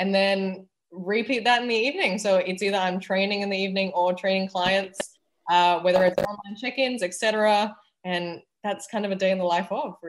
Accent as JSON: {"language": "English", "country": "Malaysia", "accent": "slight cross between Canadian, American, Australian", "said": "But so I am Malaysian with British roots. And the accent is a slight cross between Canadian, American, Australian, but I went to an international school."}